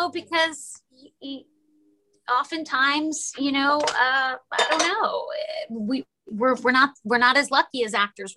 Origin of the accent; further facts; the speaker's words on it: New York, United States; I'm a New Yorker